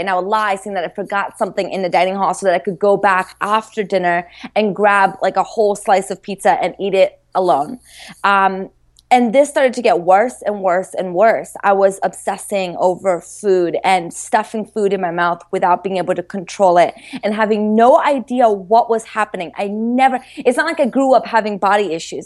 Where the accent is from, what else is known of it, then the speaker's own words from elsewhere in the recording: Maryland, United States; moved away as an adult; also born or lived in Brazil / Boston; I was growing up in Maryland.